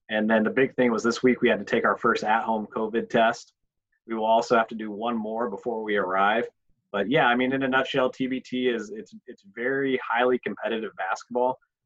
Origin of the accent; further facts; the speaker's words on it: Fort Wayne, Indiana, United States; Moved back to my hometown of Fort Wayne.